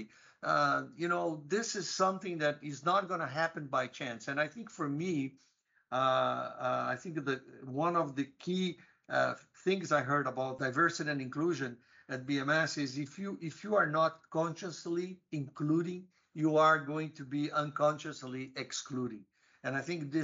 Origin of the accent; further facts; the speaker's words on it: Brazil; moved away as an adult; also born or lived in United States; I grew up in Brazil